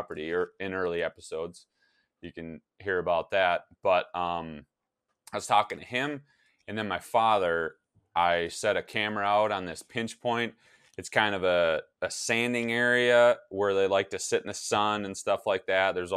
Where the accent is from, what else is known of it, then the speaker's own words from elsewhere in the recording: Wisconsin, United States; now in Minnesota, United States; my home state of Wisconsin